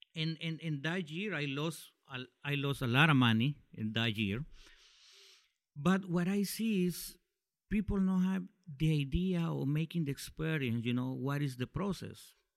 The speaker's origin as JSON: {"language": "English", "town": "Tegucigalpa", "region": "Francisco Morazán", "country": "Honduras", "said": "I'm from Honduras"}